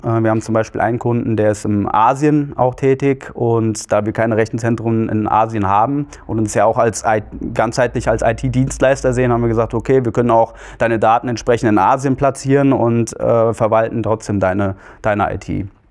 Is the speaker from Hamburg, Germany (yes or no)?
no; Marburg-Biedenkopf district, Hesse, Germany; also born or lived in Hannover; Ich bin in Hannover geboren, bin aber hier im äh, Landkreis marburg bienkopf aufgewachsen